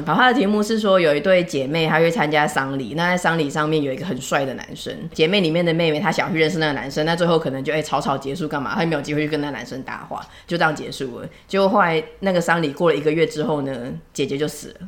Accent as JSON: {"language": "Chinese", "country": "Taiwan", "said": "所以我们台湾这边"}